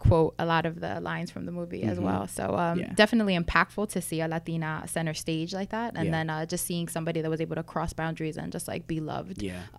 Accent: Brooklyn, New York, United States; born there; So, I mean, starting off with my childhood, I was born in Brooklyn.

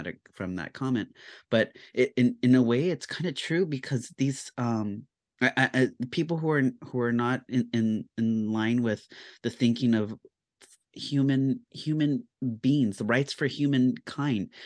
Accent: California, United States; growing up as a Californian

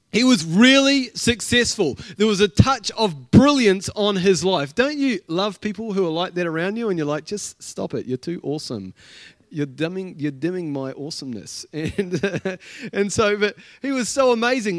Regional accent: Blenheim, Marlborough, New Zealand; I was from Blenheim

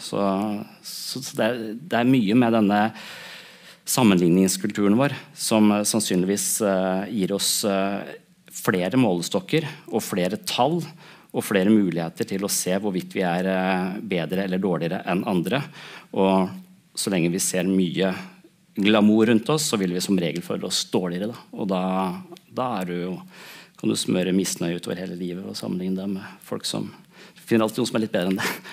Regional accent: Tønsberg, Vestfold, Norway; Jeg vokste opp i Tønsberg

